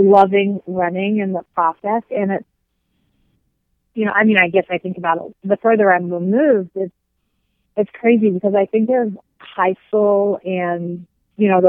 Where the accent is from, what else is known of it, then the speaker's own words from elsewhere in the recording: New Zealand; moved away as an adult; now in United States; growing up in New Zealand